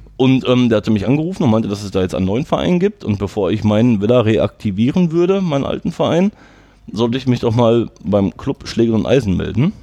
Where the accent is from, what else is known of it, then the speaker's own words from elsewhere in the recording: Herten, North Rhine-Westphalia, Germany; ich wollte schon gerne hier in Herten bleiben. Ich komme aus Herten